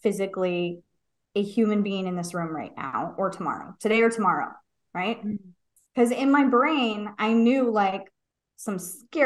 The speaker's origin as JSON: {"language": "English", "town": "San Diego", "region": "California", "country": "United States", "tie": "born or raised there", "said": "I grew up in San Diego"}